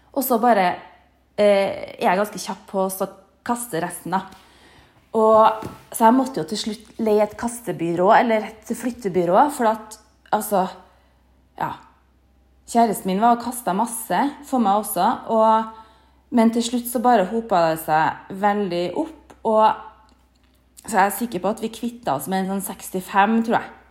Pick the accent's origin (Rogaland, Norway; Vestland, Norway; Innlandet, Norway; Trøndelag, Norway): Trøndelag, Norway; Trondheim; moved away; hjemme i Trondheim